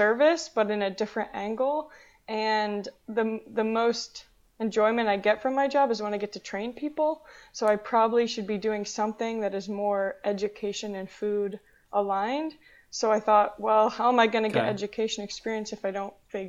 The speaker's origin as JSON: {"language": "English", "town": "Charlotte", "region": "North Carolina", "country": "United States", "also_born_or_lived": "Wilmington, North Carolina / Washington, District of Columbia, United States / Raleigh, North Carolina", "moved": "as an adult", "lives_now": "Miami, United States", "said": "I'm from Charlotte, North Carolina"}